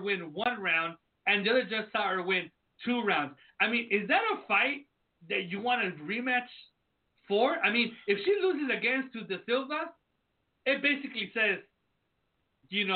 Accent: United States; I was born in the United States

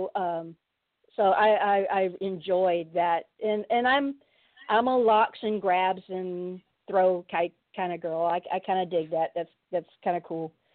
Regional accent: San Diego, California, United States; I'm from San Diego

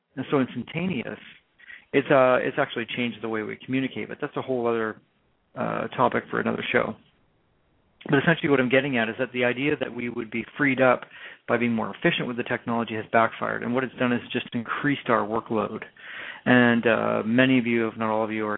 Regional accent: Canada; accent: Canadian; my Canadian accent

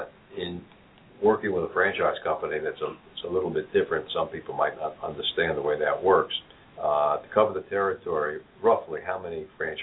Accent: New York City, New York, United States; also born or lived in Long Island; I grew up in New York City, if you can't tell from my accent. Lived on Long Island

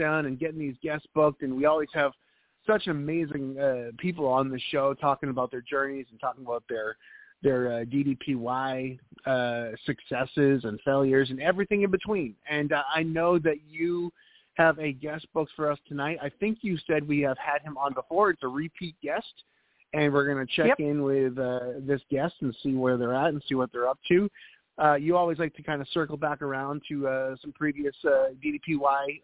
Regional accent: New England, United States; moved away; also born or lived in Boston / New Hampshire; I'm a New England guy. I'm originally from Boston and New Hampshire, so we always had snow at this time of year.

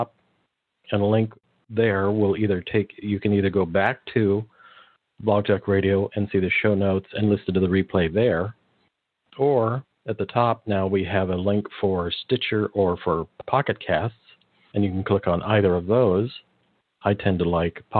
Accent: California, United States; I am from California

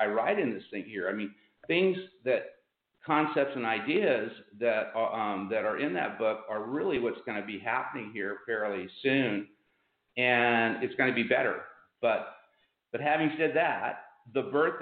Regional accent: Pomona, California, United States; I was born in Pomona, which is the city next to Ontario.

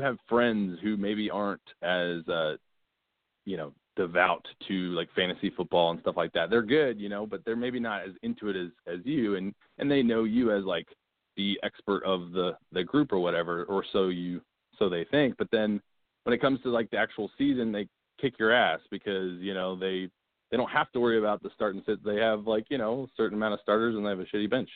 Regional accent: Manassas, Virginia, United States; now in Dallas, United States; grew up in Manassas, Virginia, kind of 30 minutes from DC

